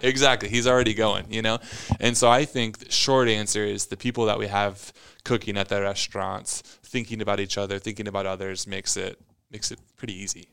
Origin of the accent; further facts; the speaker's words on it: Omaha, Nebraska, United States; moved away as an adult; I was the kid from Omaha